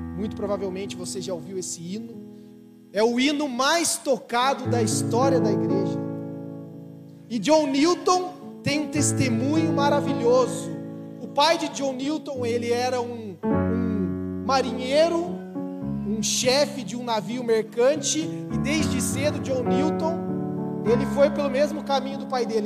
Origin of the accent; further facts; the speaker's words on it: São Paulo, Brazil; eu sou de São Paulo, eu torço pra um time de lá